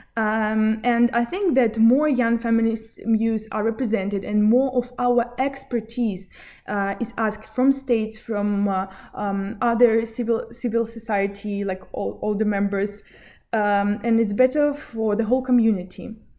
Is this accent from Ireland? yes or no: no; Belarus; Originally, I'm from Belarus.